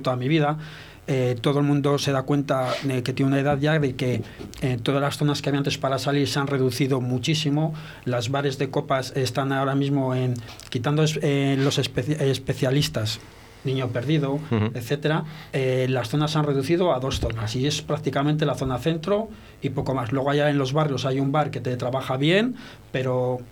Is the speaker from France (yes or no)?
yes; France; now in Spain; mi, hermano y yo nacimos en Francia